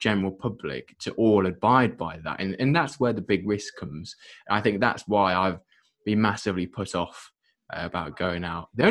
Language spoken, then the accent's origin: English; United Kingdom; we're British